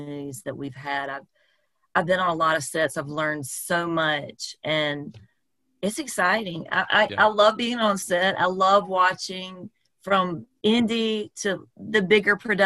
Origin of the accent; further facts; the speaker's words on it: South Carolina, United States; now in Atlanta, United States; I'm from South Carolina